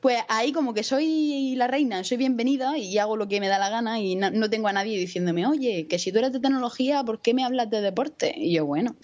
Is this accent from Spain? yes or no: yes; Murcia, Region of Murcia, Spain; soy una chica de Murcia, que tengo 22 años